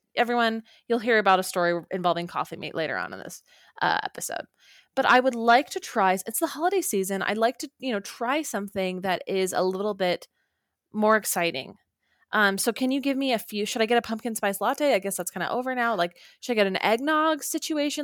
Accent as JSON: {"language": "English", "town": "Orem", "region": "Utah", "country": "United States", "moved": "yes", "said": "home to Orem, Utah"}